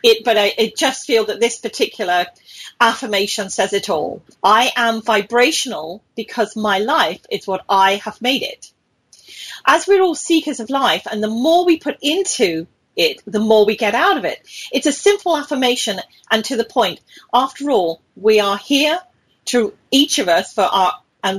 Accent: United Kingdom; moved away as an adult; also born or lived in British Columbia, Canada; now in Ontario, Canada; I'm British

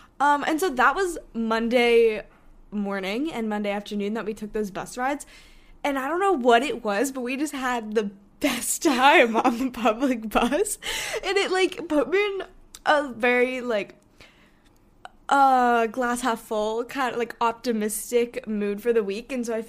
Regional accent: Hong Kong; one of our friends that we grew up with in Hong Kong, she goes to school in London now.

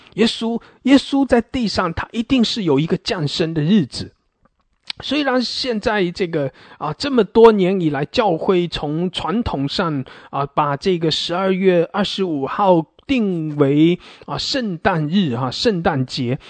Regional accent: China; 我们华人，我们中国人

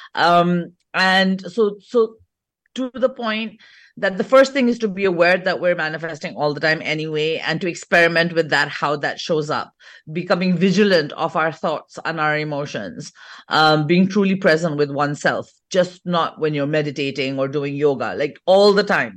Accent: England, United Kingdom; moved away as an adult; now in India; I'm actually born and brought up in England, fourth generation British.

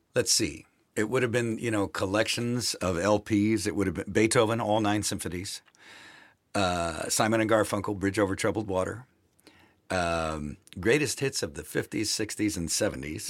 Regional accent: Milwaukee, Wisconsin, United States; I grew up in Milwaukee, Wisconsin

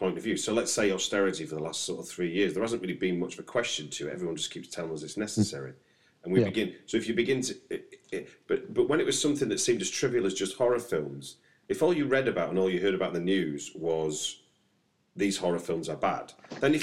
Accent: Manchester, North West England, United Kingdom; growing up in Manchester

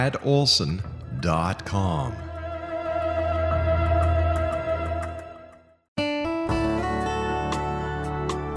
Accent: Montreal, Quebec, Canada; I'm from Montreal

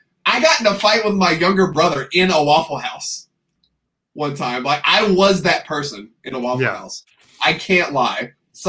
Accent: the South, United States; I grew up in the South.

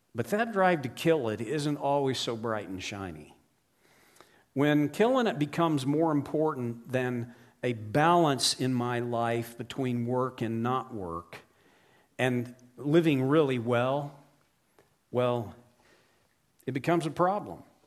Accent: Oklahoma, United States; I grew up in Oklahoma in the U S

